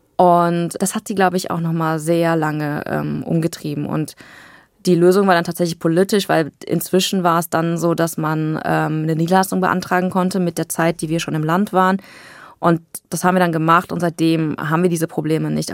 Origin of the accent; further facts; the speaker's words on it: Aachen, North Rhine-Westphalia, Germany; ich bin im Luisenhospital geboren in Aachen, war da und da auf dem Kindergarten